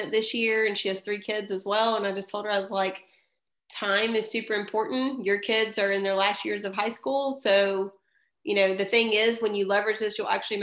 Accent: Columbus, Georgia, United States; moved away as an adult; now in Fairhope, Alabama, United States; I'm originally from Columbus, Georgia

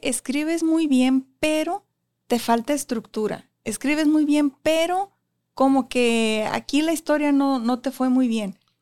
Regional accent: Tijuana, Baja California, Mexico; also born or lived in Ensenada; Soy de Tijuana y quiero que quede claro porque la gente piensa que soy de Ensenada porque viví mucho tiempo allá

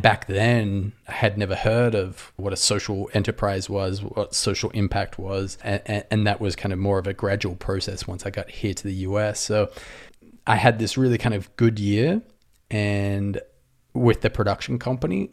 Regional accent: Australia; accent: Aussie; moved away as an adult; also born or lived in Sydney, Australia; now in Los Angeles, United States; I'm an Aussie

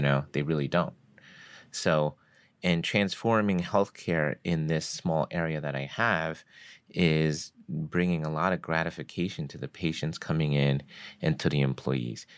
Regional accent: New Jersey, United States; I grew up in North Jersey

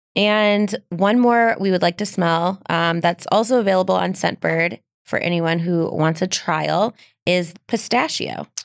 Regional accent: Midwest, United States; I'm from the Midwest

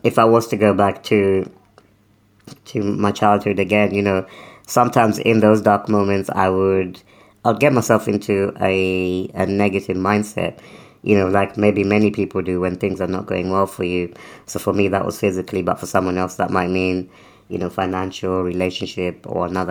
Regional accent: United Kingdom; also born or lived in Africa; we moved to the UK when I was quite young, so I was still under 10, maybe around 10

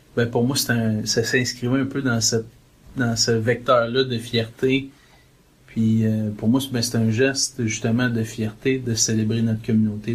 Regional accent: South Shore of Montreal, Quebec, Canada; moved away as an adult; now in Toronto, Canada; on vient du Québec, on vient de, on vient de la rive sud de Montréal, on vient d'une famille catholique pratiquante

